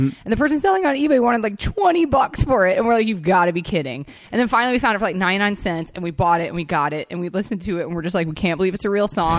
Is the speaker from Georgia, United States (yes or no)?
yes; Atlanta, Georgia, United States; I grew up in Atlanta